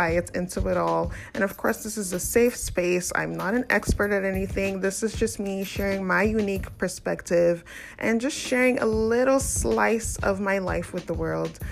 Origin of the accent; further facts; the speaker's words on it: Nigeria; now in Canada; I'm an African woman. I'm from Nigeria. I live currently in Canada